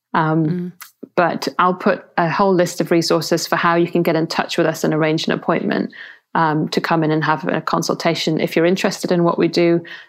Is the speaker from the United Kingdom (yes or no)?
yes; England, United Kingdom; I'm English